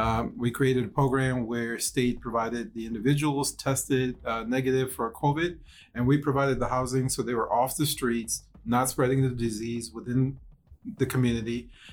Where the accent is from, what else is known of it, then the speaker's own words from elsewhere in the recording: Minneapolis, Minnesota, United States; moved away as an adult; now in Washington, D.C. metro area, United States; I grew up in Minneapolis, moved to DC metro area in 2010.